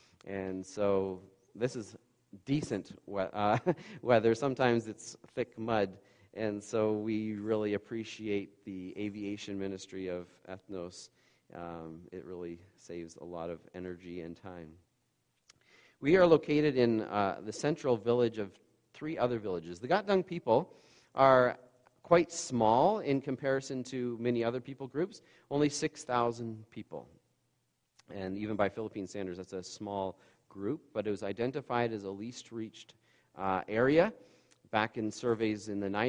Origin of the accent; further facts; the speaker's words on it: Bancroft, Ontario, Canada; I grew up in Bancroft. We have 4,000 people there, and a bit of a culture shock just in that area alone